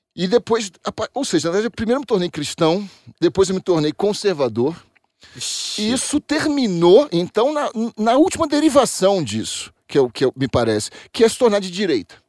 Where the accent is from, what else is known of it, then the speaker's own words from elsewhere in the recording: Rio de Janeiro, Brazil; moved away as an adult; now in São Paulo, Brazil; Sou do Rio de Janeiro, estou é, aqui em São Paulo há 13 anos.